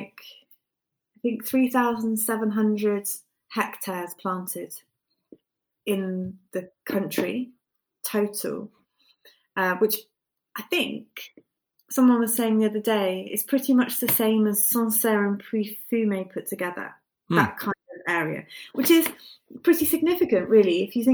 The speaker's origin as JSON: {"language": "English", "area": "Somerset", "region": "South West England", "country": "United Kingdom", "tie": "born or raised there", "said": "I grew up in Somerset on the west coast"}